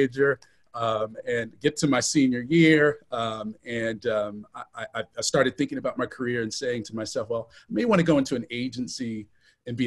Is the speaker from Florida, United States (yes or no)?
yes; Central Florida, United States; moved away as an adult; also born or lived in Cincinnati / Atlanta; I grew up in Central Florida, kind of in the shadows of, you know, tourism and entertainment, and of course, Disney